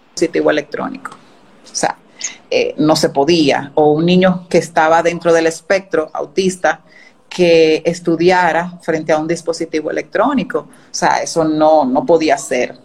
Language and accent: Spanish; Dominican Republic; desde aquí, desde República Dominicana